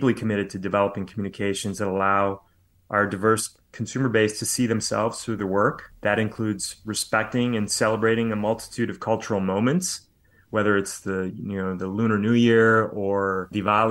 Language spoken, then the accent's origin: English; United States; Growing up as an Indian American kid in the United States in the 70s and 80s